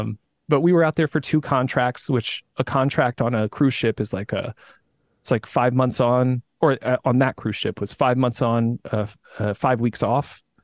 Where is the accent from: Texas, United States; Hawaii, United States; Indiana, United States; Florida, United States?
Indiana, United States; moved away; I'm from Indiana originally